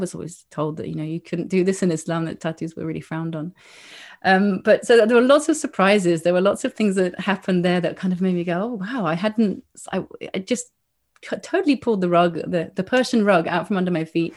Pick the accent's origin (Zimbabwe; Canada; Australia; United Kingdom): United Kingdom; England; moved away as an adult; now in Granada, Spain; growing up in England